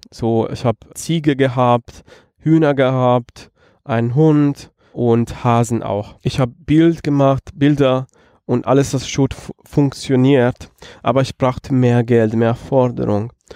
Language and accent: German; Rome, Lazio, Italy; German is a second language; moved away as an adult; now in Halle, Germany; Ich komme aus Rom